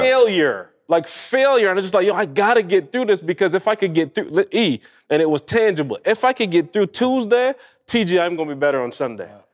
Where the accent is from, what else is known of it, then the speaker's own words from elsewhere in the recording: Barbados; moved away; I grew up in Barbados